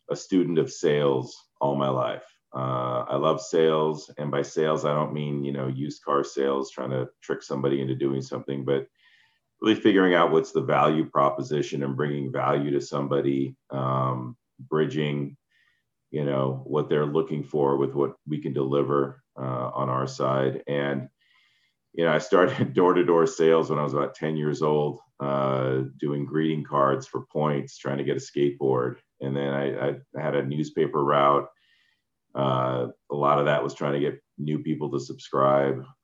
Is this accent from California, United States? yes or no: yes; San Jose, California, United States; born there; also born or lived in Netherlands / Iran; I was born in San Jose. We moved to Holland for a few years, then Iran. Um, I went to first grade there, moved back here.